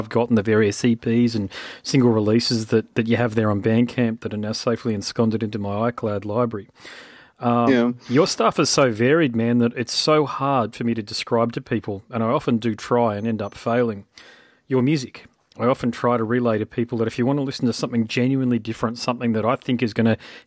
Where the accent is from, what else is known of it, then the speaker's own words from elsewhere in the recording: Australia; I'm here in Australia and I'm Australian